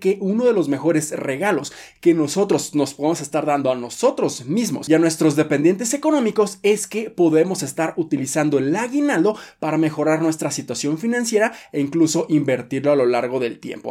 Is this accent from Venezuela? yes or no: no; Mexico; nosotros como mexicanos